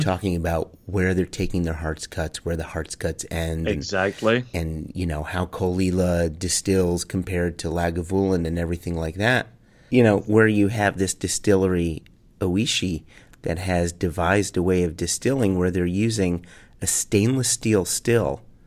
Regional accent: United States; I have to talk to Americans as an American

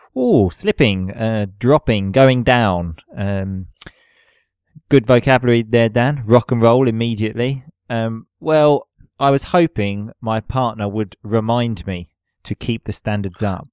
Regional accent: England, United Kingdom; now in Italy; being English

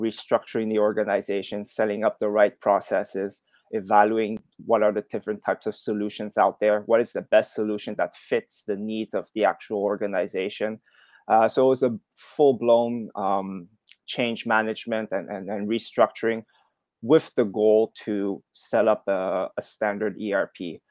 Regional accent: Montreal, Quebec, Canada; moved away as an adult; also born or lived in Shanghai / Hong Kong; I'm originally from Montreal, Canada. That's where I grew up

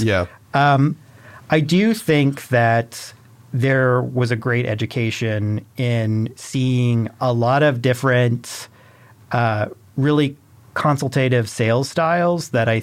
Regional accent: Illinois, United States; moved away as an adult; also born or lived in Greencastle, Indiana; I'm originally from Illinois

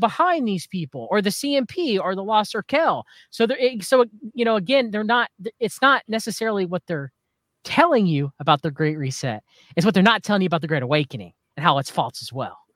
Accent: United States; as an American citizen

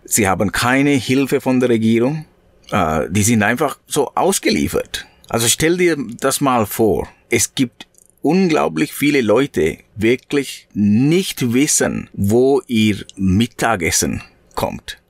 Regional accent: Sri Lanka; German is a second language; moved away; in meinem Heimat, in Sri Lanka, in 1989, 88, 90, diese Jahren

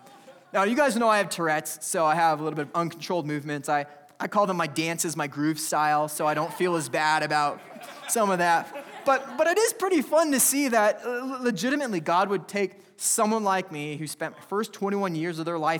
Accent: California, United States; I come from California where I wear t-shirts on Christmas.

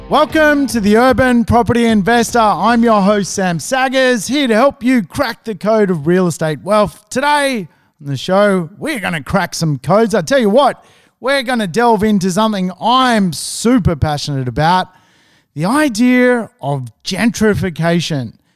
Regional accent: Sydney, New South Wales, Australia; I'm from Sydney.

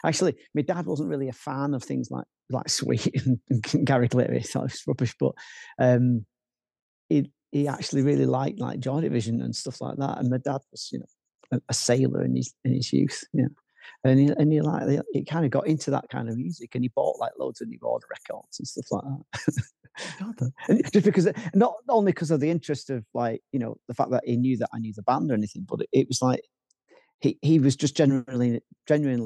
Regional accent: Manchester, North West England, United Kingdom; I'm from Manchester

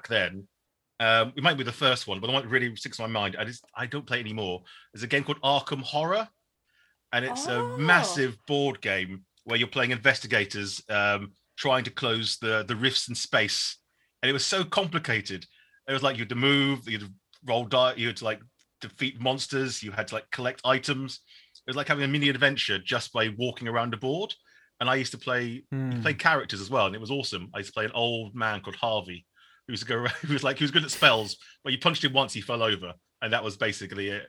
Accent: Shoreham-by-Sea, South East England, United Kingdom; also born or lived in Norwich / London; I am Vietnamese-British. I was born in Shoreham-by-Sea

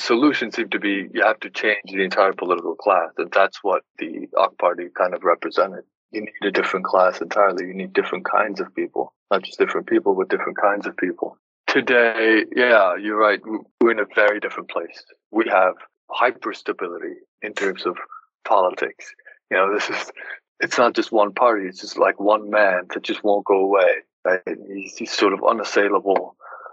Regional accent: İzmir, Turkey; my hometown in Izmir

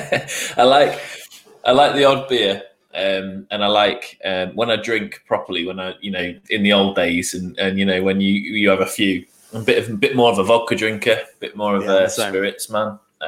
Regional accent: Newcastle, North East England, United Kingdom; When we moved down here, because we're originally from the Northeast, from Newcastle.

